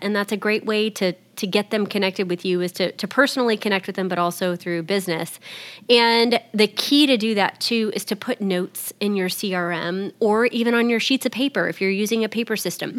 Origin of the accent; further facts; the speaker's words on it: Texas, United States; I'm from Texas.